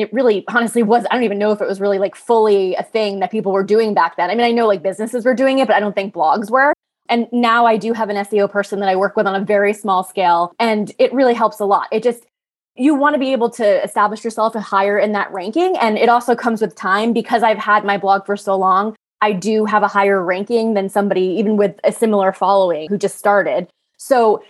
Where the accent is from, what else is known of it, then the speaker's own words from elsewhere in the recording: New York, United States; I grew up in New York.